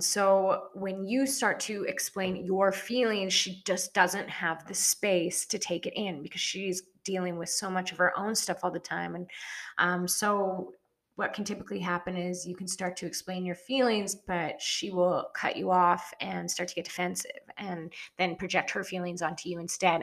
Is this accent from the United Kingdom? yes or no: no; small town near Edson, Alberta, Canada; moved away as an adult; now in Kelowna, Canada; initial town that I moved out of was like a thousand people, a thousand people. And then I moved to Edson against my parents' wishes